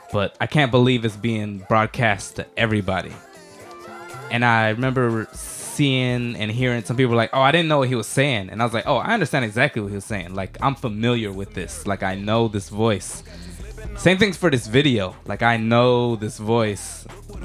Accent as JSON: {"language": "English", "town": "Douglasville", "region": "Georgia", "country": "United States", "moved": "as an adult", "lives_now": "Japan", "said": "I'm also from Atlanta. I'm putting air quotes up. Shout out Douglasville. I'm OTP."}